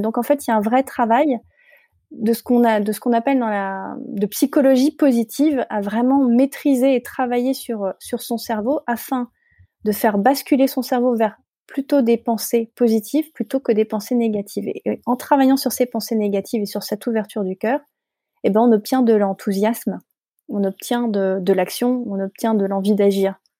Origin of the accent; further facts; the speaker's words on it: Paris, Île-de-France, France; je suis parisienne j'ai toujours vécu à Paris